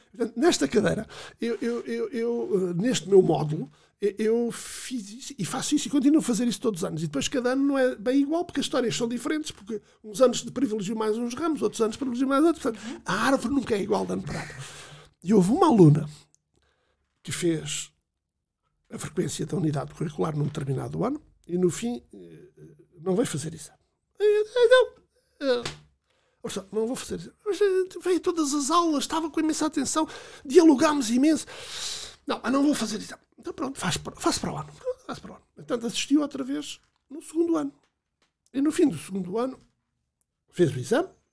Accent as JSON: {"language": "Portuguese", "town": "Alandroal", "region": "Alentejo", "country": "Portugal", "moved": "yes", "lives_now": "Torres Vedras, Portugal", "said": "sou do Alentejo Interior, do Guadiana, de um conselho, um conselho pobre"}